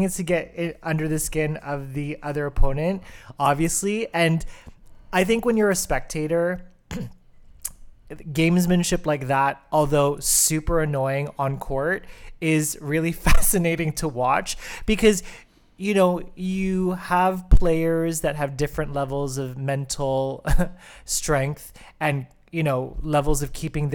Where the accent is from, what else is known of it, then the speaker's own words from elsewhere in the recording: Canada; we as Canadian tennis fans